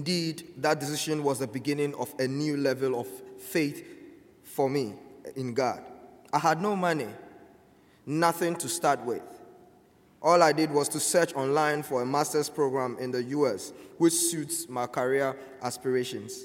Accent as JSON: {"language": "English", "country": "Ghana", "moved": "as an adult", "lives_now": "United States", "said": "I am from Ghana."}